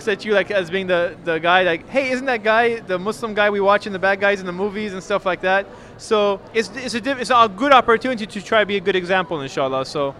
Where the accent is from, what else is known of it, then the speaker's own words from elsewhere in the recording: Los Angeles, California, United States; I'm from Los Angeles, California.